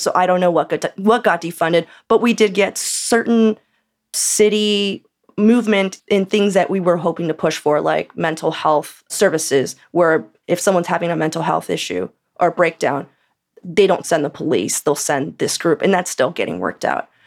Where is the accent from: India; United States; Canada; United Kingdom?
United States; California; now in Portland, United States; I'm from California.